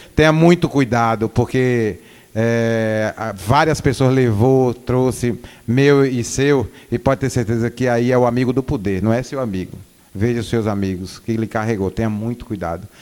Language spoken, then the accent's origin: Portuguese; Northeast Region, Brazil; moved away as an adult; now in Bahia, Brazil; eu sou nordestino